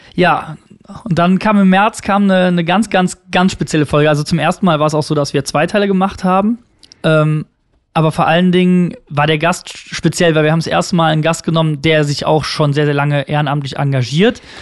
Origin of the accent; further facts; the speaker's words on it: Unkel, Rhineland-Palatinate, Germany; aus, aus Unkel